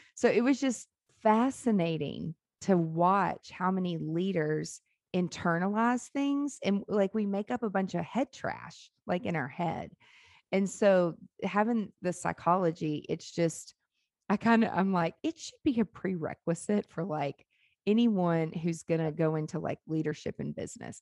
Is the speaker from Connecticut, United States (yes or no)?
no; Nashville, Tennessee, United States; born or raised there; also born or lived in Memphis, Tennessee